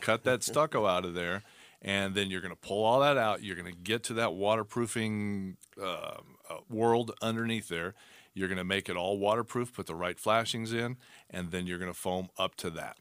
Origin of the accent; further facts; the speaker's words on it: Arizona, United States; born and raised in Arizona